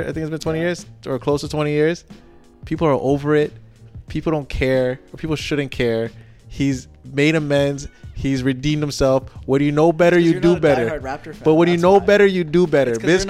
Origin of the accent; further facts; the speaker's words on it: Canada; We're not American.